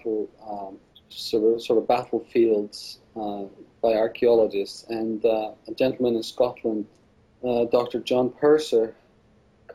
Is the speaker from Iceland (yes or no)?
yes; Iceland; I am from Iceland